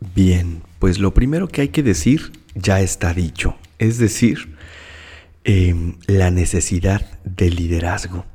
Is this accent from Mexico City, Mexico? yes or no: yes; Mexico City, Mexico; moved away as an adult; also born or lived in Monterrey, Mexico; now in Hermosillo, Mexico; Soy de la Ciudad de México